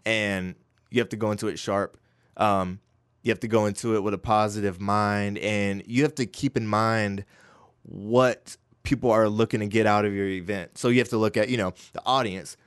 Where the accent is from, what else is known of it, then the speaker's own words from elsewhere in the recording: Winston-Salem, North Carolina, United States; growing up, born and raised in Winston-Salem